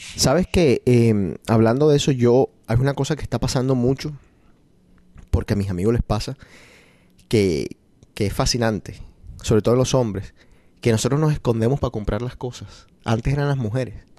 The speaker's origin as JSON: {"language": "Spanish", "country": "Colombia", "moved": "yes", "lives_now": "Boston, United States"}